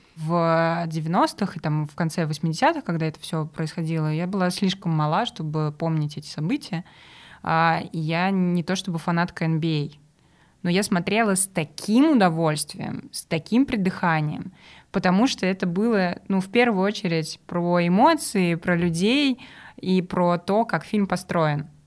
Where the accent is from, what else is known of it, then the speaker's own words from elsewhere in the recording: Samara, Samara Oblast, Russia; я из Самары и, соответственно, болею за крылья советов